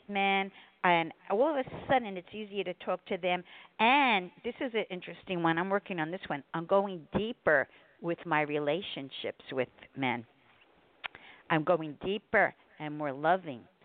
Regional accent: New York, United States; now in Connecticut, United States; I'm from New York

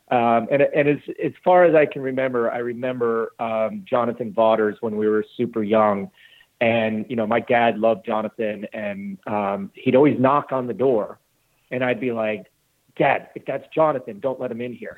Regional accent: Glenwood Springs, Colorado, United States; moved away as an adult; also born or lived in South Carolina; now in Greenville, United States; I grew up in Glenwood Springs, Colorado

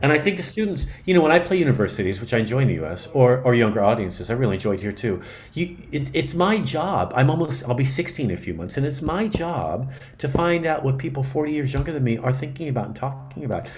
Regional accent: San Francisco, California, United States; because I'm from California, I grew up in San Francisco

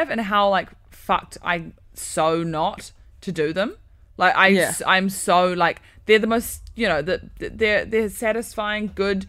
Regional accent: New Zealand; now in England; We're from New Zealand, yeah.

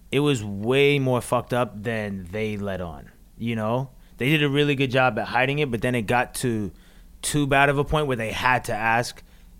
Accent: Atlanta, Georgia, United States; also born or lived in New Jersey; I was born in New Jersey, but I was raised in Atlanta.

